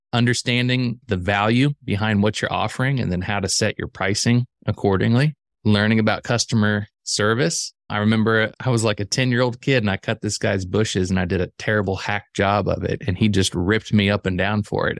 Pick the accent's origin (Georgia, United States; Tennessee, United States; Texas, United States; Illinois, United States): Illinois, United States; central; I grew up in the Midwest, actually central Illinois